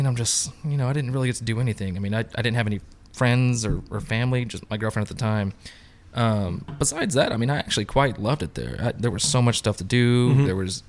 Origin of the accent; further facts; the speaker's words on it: Abilene, Texas, United States; also born or lived in Gardena, Los Angeles County, California; I've been raised in Texas my entire life. I'm actually from Abilene, Texas